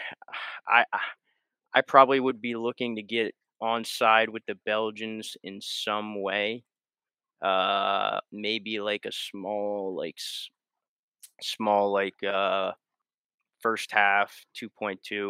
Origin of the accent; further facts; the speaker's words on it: United States; As an American